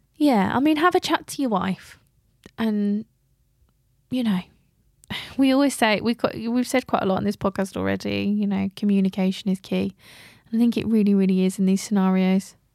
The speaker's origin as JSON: {"language": "English", "region": "England", "country": "United Kingdom", "said": "We're so English."}